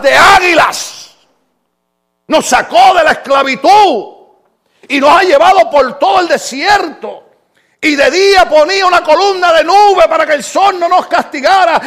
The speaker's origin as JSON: {"language": "Spanish", "country": "Puerto Rico", "moved": "yes", "said": "decimos en mi país"}